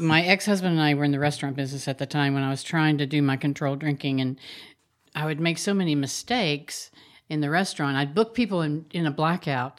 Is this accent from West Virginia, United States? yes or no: yes; Huntington, West Virginia, United States; my hometown, Huntington, West Virginia